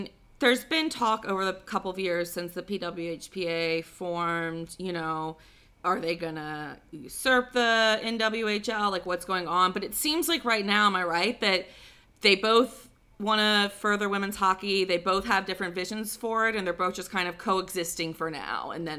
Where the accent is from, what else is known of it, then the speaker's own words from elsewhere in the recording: the South, United States; In the South we call them toboggans.